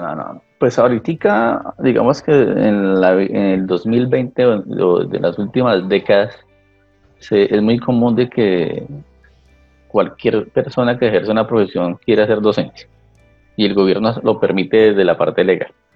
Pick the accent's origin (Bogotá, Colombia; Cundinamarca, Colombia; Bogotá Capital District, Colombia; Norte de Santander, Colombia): Cundinamarca, Colombia; La Mesa; also born or lived in Bogotá; Yo nací en Bogotá, pero fui criado parte en la mesa